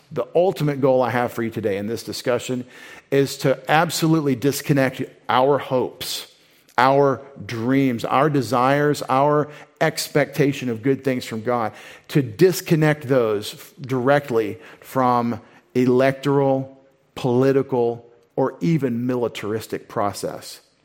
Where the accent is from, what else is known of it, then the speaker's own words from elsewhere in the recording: United States; I'm such an American.